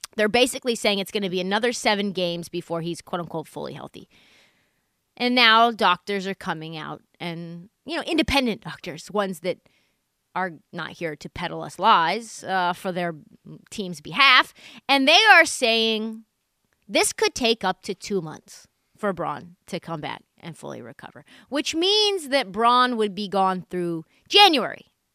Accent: Portland, Oregon, United States; born or raised there

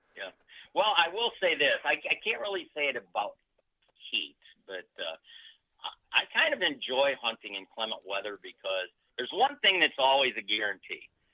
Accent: Michigan, United States; I'm from Michigan

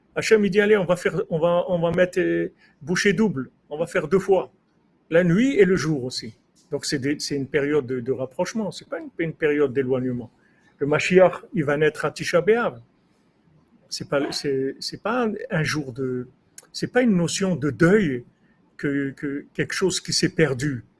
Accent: Rabat, Rabat-Salé-Kénitra, Morocco; moved away; Quand j'étais jeune au Maroc, à Rabat

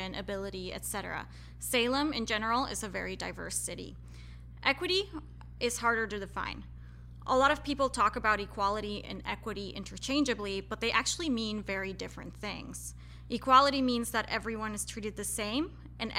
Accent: Querétaro, Mexico; moved away; also born or lived in Colorado; I am originally from Querétaro in Mexico, which is where I grew up

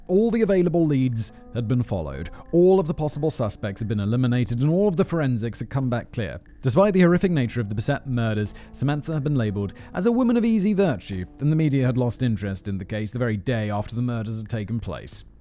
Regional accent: United Kingdom; as a British person

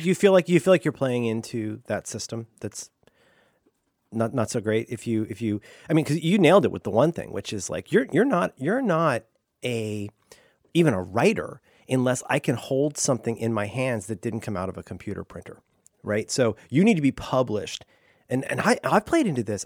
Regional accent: Ohio, United States; also born or lived in Florida; growing up in Ohio

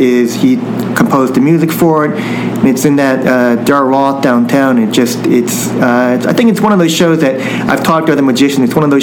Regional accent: United States; my family came over to the United States after all this happened, but it's just being, I think, a responsibility of being Japanese American

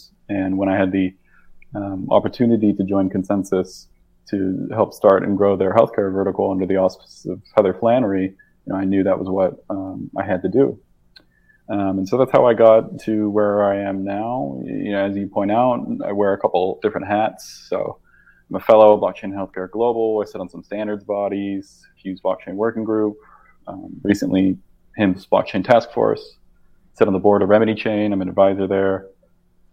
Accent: Rochester, Minnesota, United States; So I grew up in Rochester, Minnesota.

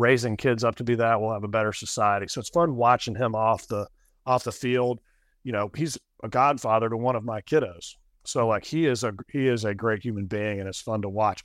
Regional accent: Knoxville, Tennessee, United States; also born or lived in Kansas City; I'm from Knoxville.

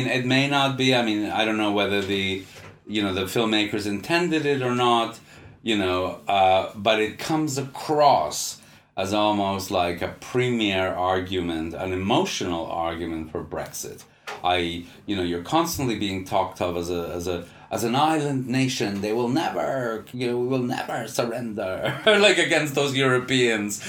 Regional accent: Canada; as a Canadian

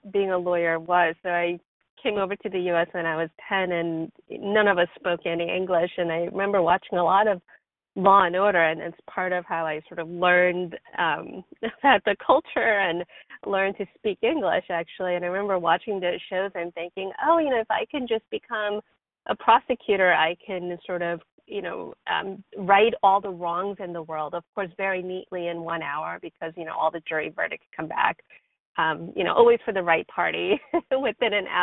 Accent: New York City, New York, United States; moved away as an adult; also born or lived in South Korea / Buffalo, New York / Tampa, Florida; now in San Francisco Bay Area, United States; I was born in Korea, and I came over to the U.S. with my family when I was 10 years old, and I lived in New York City until I went away to college

